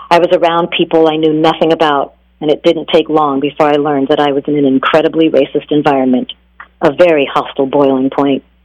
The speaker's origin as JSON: {"language": "English", "town": "Cleveland", "region": "Ohio", "country": "United States", "tie": "born or raised there", "said": "… were very popular when I was growing up in Cleveland, not just because they were bad, but they were also from Cleveland."}